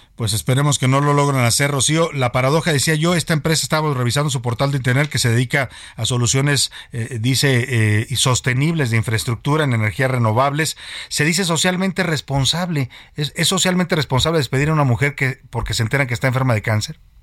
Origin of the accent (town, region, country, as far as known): Mexico